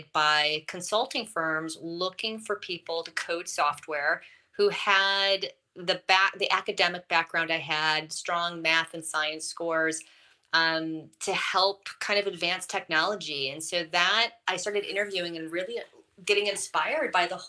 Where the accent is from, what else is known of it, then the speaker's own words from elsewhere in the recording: Wisconsin, United States; I'm from Wisconsin